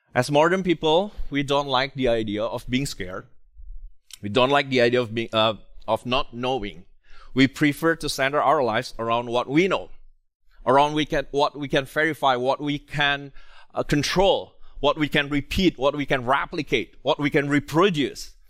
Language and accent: English; Indonesia; moved away; I come from Indonesia